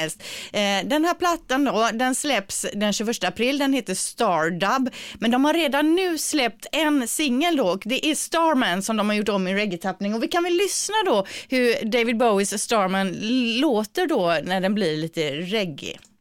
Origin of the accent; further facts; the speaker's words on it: Gothenburg, Västra Götaland, Sweden; accent: Gothenburg dialect; vår dialekt